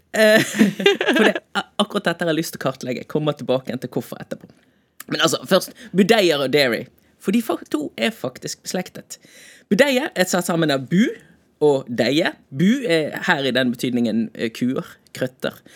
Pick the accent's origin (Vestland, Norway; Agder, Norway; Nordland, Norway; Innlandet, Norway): Vestland, Norway; Bergen; som bergenser